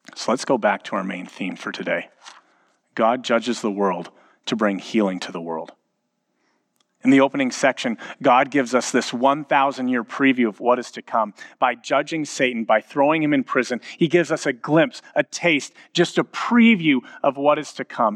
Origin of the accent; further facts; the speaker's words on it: Edmonton, Alberta, Canada; both of us, having been born and raised in Edmonton